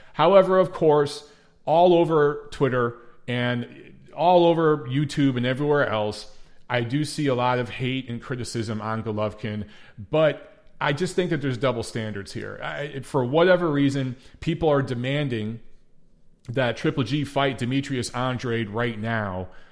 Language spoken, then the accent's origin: English; Detroit, Michigan, United States; moved away; Detroit, Michigan, my hometown.